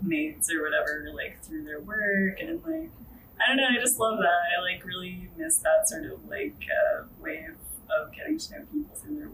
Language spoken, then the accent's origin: English; Northern Virginia, United States; moved away as an adult; also born or lived in Washington, D.C. area; now in New York City, United States; I grew up in Virginia, like, Northern Virginia